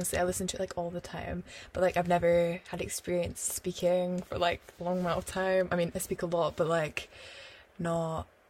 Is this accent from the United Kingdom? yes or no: yes; Scotland, United Kingdom; we call that like S5 because we're from Scotland